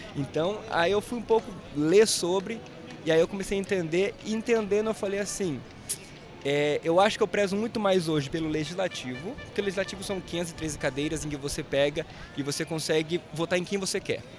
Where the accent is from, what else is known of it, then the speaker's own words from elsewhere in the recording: interior of Paraná, Brazil; also born or lived in Curitiba; eu não nasci em Curitiba, nasci no interior do Paraná. E aí eu fui ah, pra entendi. Curitiba depois de uns 22 anos.